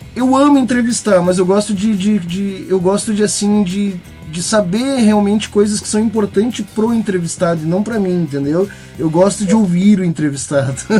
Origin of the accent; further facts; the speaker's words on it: Rio Grande do Sul, Brazil; Eu sou gaúcho